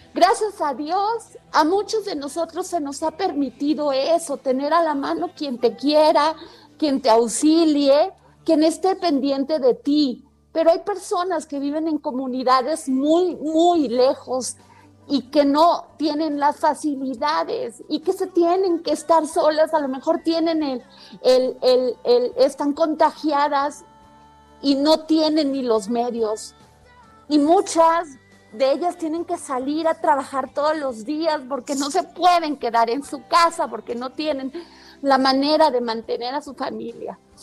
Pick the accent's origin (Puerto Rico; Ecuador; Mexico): Mexico; somos los mexicanos